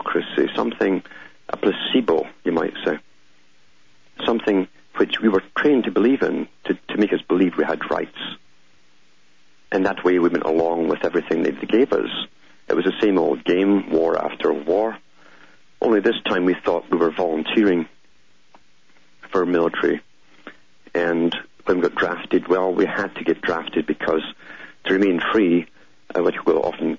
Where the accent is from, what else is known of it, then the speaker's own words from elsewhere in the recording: United Kingdom; I grew up in Britain knowing this system existed